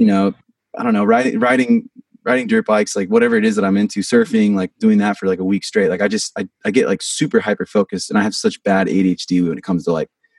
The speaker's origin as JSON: {"language": "English", "town": "Portland", "region": "Oregon", "country": "United States", "tie": "born or raised there", "also_born_or_lived": "St. Louis, Missouri / Vancouver, Washington", "said": "I'm from Portland, Oregon. I grew up there most of my life. I was born in Missouri, St. Louis."}